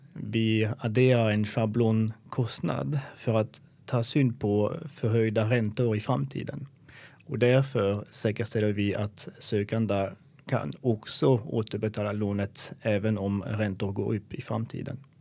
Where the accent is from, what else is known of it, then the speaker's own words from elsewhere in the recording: Alsace, Grand Est, France; Swedish is a second language; also born or lived in Belgium / Germany; now in Sweden; Jag kommer från Frankrike, var född i Alsace eh, som är bredvid Schweiz och Tyskland.